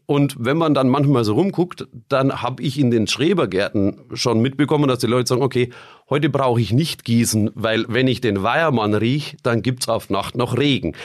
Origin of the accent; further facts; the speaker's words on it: Bamberg, Bavaria, Germany; bei uns in Bamberg